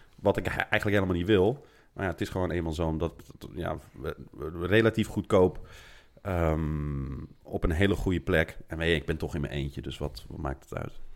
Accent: Netherlands; moved away as an adult; now in Rome, Italy; Ik kom uit Nederland, en mijn ouders komen uit Marokko

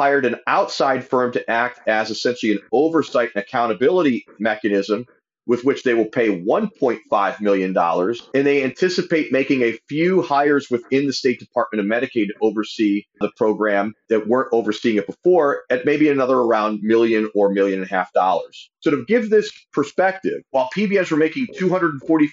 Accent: Ohio, United States; in my home state of Ohio

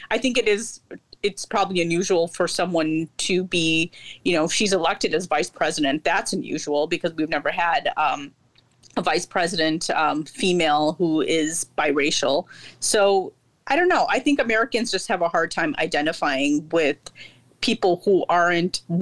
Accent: India; I'm Indian but I'm Muslim, so we we most Indian Muslims tend to have uh, Middle Eastern or Persian names.

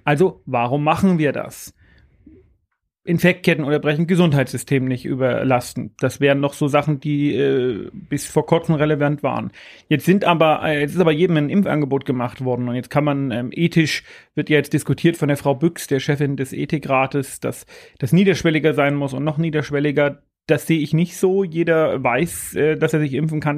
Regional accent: Bavaria, Germany; bei uns in Bayern

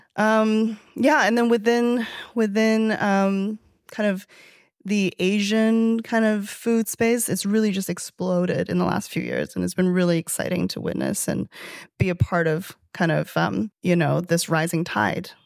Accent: Chengdu, Sichuan, China; also born or lived in Toronto, Canada; now in New York City, United States; in my hometown

